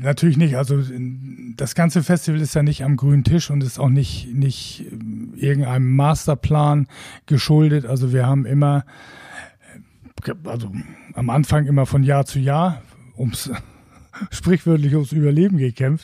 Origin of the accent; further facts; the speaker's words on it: Wacken, Schleswig-Holstein, Germany; ich komme aus Wacken